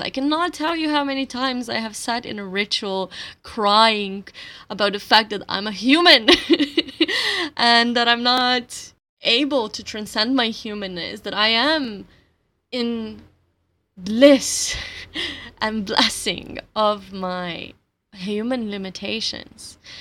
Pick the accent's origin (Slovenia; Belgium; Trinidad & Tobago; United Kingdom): Slovenia; first language Slovenian; English is a second language; my native language, my mother tongue, Slovenian